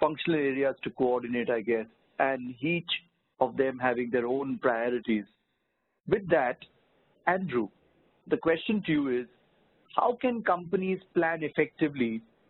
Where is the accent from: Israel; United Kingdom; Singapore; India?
India; I'm from India